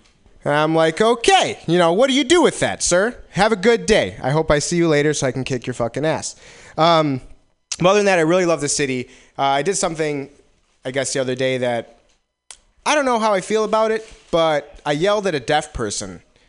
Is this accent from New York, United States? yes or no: no; Wisconsin, United States; now in San Francisco, United States; I came from Wisconsin, and the one thing I noticed, well, one of the first things I noticed was I really love this area. I love San Francisco.